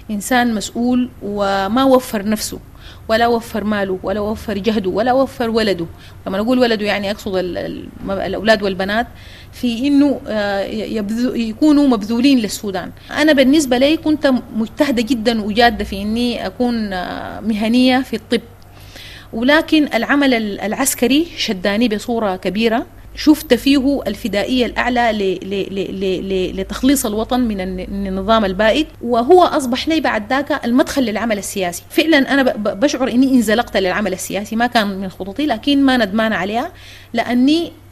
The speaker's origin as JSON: {"language": "Arabic", "country": "Sudan", "said": "أستاذ عاطف نحن مواطنين سودانيين"}